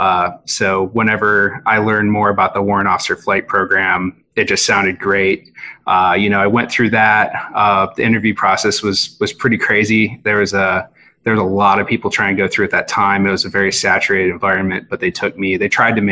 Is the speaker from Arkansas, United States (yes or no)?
yes; Hot Springs, Arkansas, United States; I grew up in Hot Springs, Arkansas